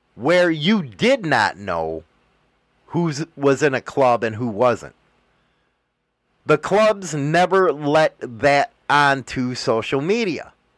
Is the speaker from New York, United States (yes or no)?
no; Chicago, Illinois, United States; I'm from Chicago